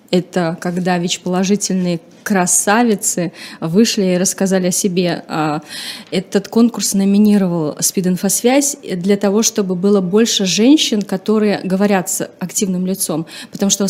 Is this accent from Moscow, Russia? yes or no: no; Chuvashia, Russia; И эта девочка из деревни, ну, получается, на тот момент я из села, из Чувашии, недалеко, то есть это э, сельская местность.